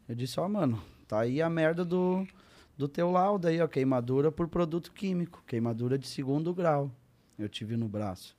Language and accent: Portuguese; Santa Cruz do Sul, Rio Grande do Sul, Brazil; Eu cresci em Santa Cruz do Sul, Rio Grande do Sul.